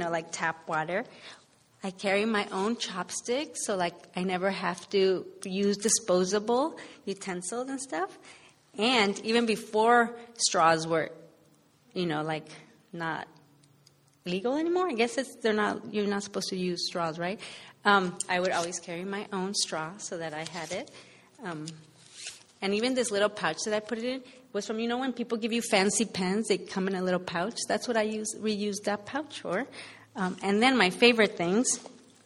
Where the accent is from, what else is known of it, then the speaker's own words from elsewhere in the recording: Los Angeles, California, United States; moved away as an adult; also born or lived in Boston; I struggled to kind of find myself at home in L.A., even though I grew up here